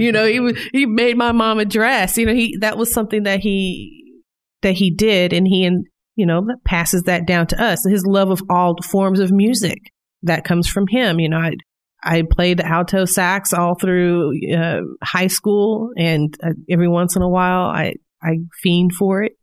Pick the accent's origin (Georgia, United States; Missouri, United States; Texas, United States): Missouri, United States; Independence; now in Northwest Arkansas, United States; I'm originally from Kansas City, Missouri, specifically in the suburb of Independence.